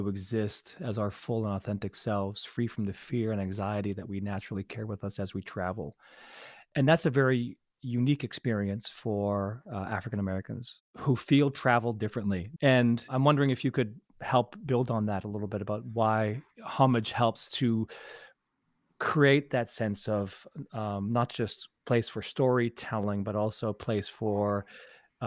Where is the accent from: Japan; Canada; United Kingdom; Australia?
Canada; now in United States; I'm a Canadian, and I moved by choice to the U.S.